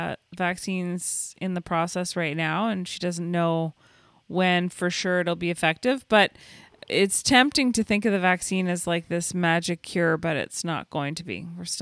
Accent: Canada; I'm Canadian

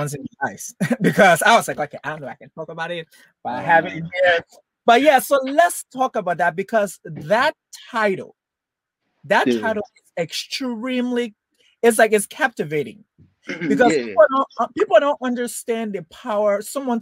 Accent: Liberia; originally I'm from Liberia.

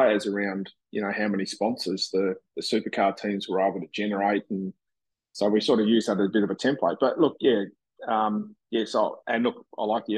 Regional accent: Tasmania, Australia; moved away; also born or lived in Brisbane; I grew up in Tassie

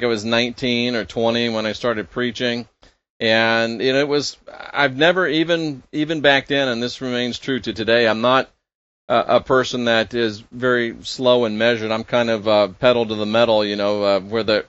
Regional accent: Clearwater, Florida, United States; I was born and raised in Clearwater, Florida, which is Pinellas County

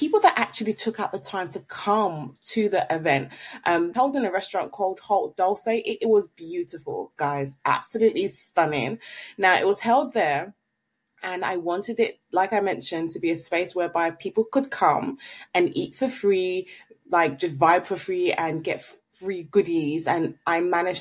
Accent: Nigeria; now in London, United Kingdom; I'm Nigerian

